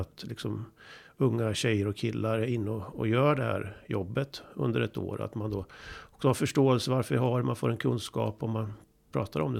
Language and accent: Swedish; Sweden; som svensk och i Sverige